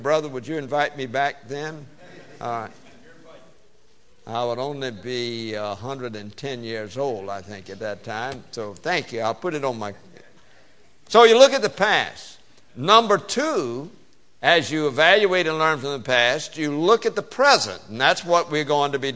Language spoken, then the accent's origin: English; the South, Southern United States, United States; accent: Southern; I speak Southern. English is my second language.